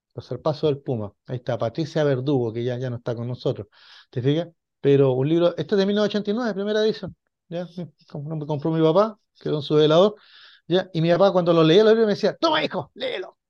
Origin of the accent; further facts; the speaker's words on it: Chile; somos chilenos